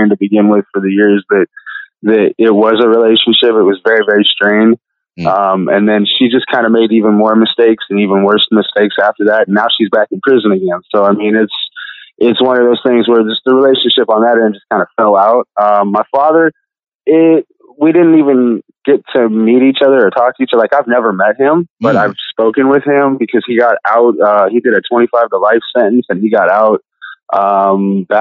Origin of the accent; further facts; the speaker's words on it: Indiana, United States; I was in 7 different, you know, institutions and boys' homes in the state of Indiana within 2 years